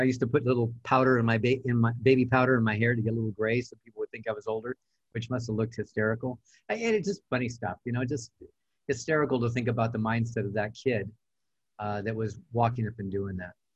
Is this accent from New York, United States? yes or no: no; El Monte, California, United States; I'm from El Monte, California, Southern California, Los Angeles area